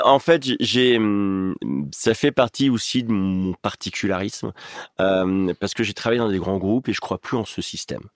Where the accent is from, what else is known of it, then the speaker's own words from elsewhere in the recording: Oyonnax, Auvergne-Rhône-Alpes, France; moved away; Ma mère, elle habite à Oyonnax, là où j'ai grandi dans le département de l'Ain.